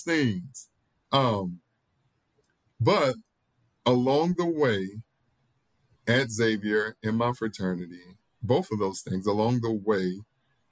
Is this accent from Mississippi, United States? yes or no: yes; Mississippi, United States; now in New Orleans, United States; growing up in Mississippi as a Black boy